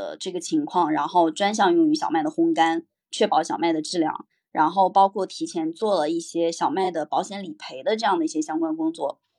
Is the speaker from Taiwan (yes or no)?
no; China; 我们中国人